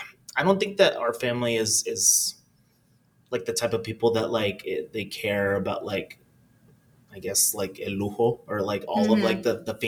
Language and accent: English; California, United States; I mean, a lot of it was pretty chill. It was a very brown experience. Most of my community was like some type of like person from Latin America.